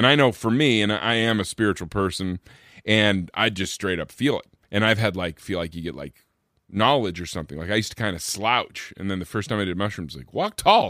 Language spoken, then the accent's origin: English; Vancouver, Washington, United States; I grew up in Vancouver, Washington, which is like across the river from Portland, Oregon.